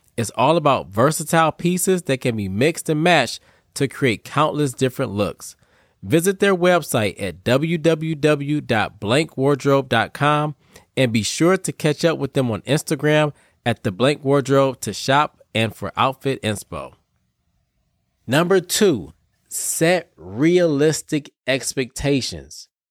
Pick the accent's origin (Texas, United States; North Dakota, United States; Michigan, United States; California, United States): Michigan, United States; Detroit; I'm from Detroit, too